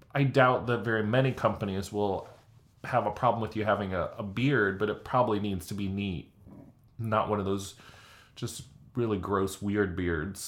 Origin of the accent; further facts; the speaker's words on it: Illinois, United States; now in Indiana, United States; Growing up in Illinois